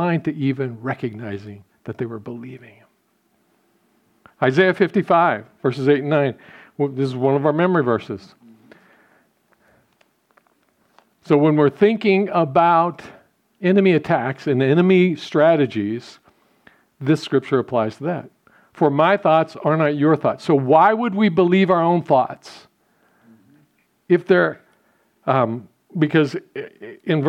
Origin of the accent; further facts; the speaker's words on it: United States; we as American Christians